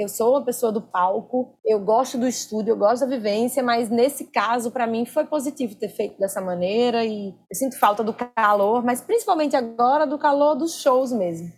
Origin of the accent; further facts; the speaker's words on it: Natal, Rio Grande do Norte, Brazil; now in Rio de Janeiro, Brazil; Eu me sinto nordestina de um jeito diferente depois que eu saí de Natal